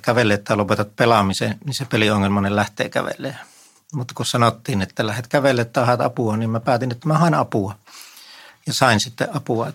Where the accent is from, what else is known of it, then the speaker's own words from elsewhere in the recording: Vieremä, North Savo, Finland; now in Helsinki, Finland; mä oon Viremmältä kotoisin